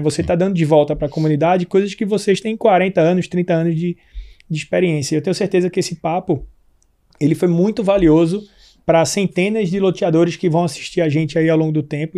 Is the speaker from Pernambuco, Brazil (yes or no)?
yes; Pernambuco, Brazil; eu sou pernambucano, né? Em Recife, eu tenho lá em Pernambuco um sítio